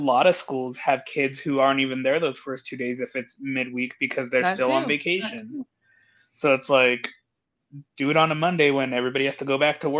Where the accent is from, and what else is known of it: Colorado, United States; born or raised there; moved away